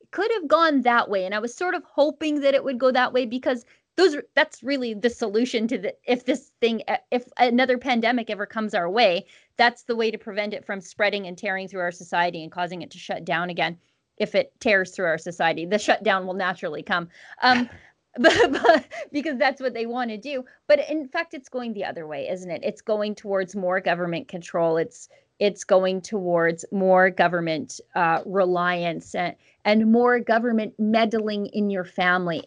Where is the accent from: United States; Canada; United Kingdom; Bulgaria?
Canada; as a Canadian